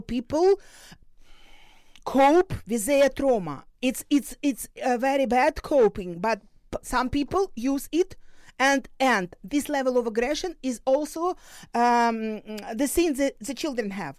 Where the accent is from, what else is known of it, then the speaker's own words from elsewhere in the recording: Luhansk Oblast, Ukraine; moved away; also born or lived in Dnipro, Ukraine; I was born in Luhansk region, so this is my motherland